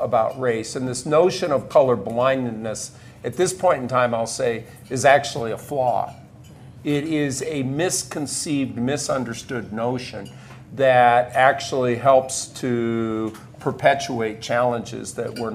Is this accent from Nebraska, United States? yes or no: yes; Nebraska, United States; moved away as an adult; I grew up on a farm near a small community in Nebraska